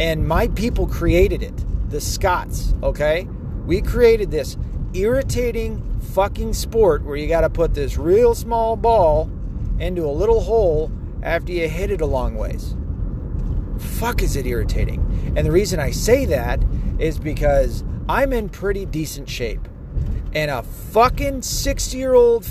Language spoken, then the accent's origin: English; Tennessee, United States; now in Michigan, United States; I'm from Tennessee, where NASCAR culture is pretty big down there.